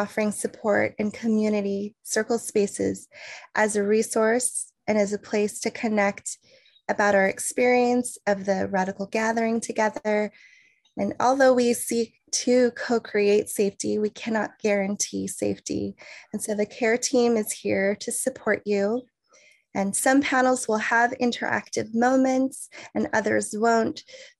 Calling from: Santa Cruz Mountains, California, United States; I'm calling in from Awaswas, also known as the unceded lands of the Hopi people in the Santa Cruz Mountains of California.

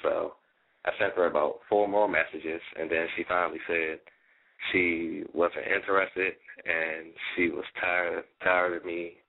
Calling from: Washington, District of Columbia, United States; I'm calling from Washington, D.C., and I'm 17 years old.

